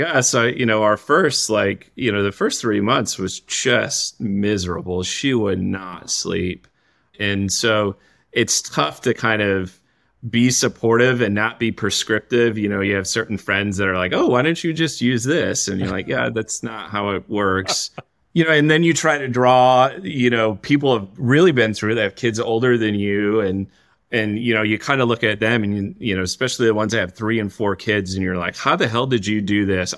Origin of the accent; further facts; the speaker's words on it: Saginaw, Michigan, United States; I grew up in Saginaw, Michigan